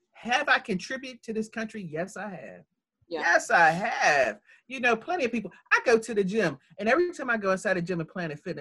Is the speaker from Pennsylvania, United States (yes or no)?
yes; Pittsburgh, Pennsylvania, United States; I was born at West Penn Hospital